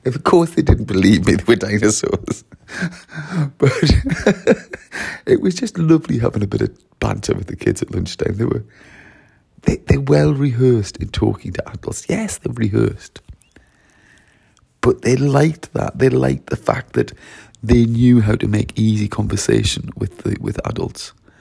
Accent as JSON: {"language": "English", "region": "Wales", "country": "United Kingdom", "said": "I'm really from Wales, but I've been working in Surrey this week"}